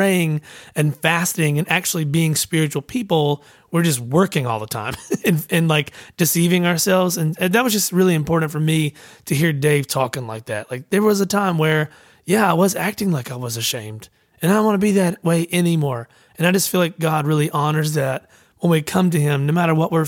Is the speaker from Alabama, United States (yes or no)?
yes; Alabama, United States; I'm from Alabama.